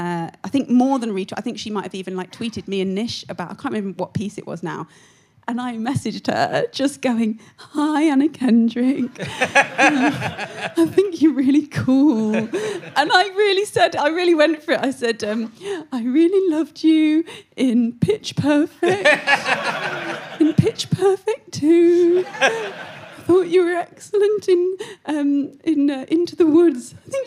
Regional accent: Syston, East Midlands, United Kingdom; Of course I know about pucker pies. I'm from Syston.

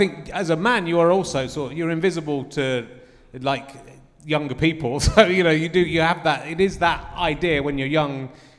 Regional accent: Cheddar, South West England, United Kingdom; I have to stand up for Cheddar Caves because that's where I'm from.

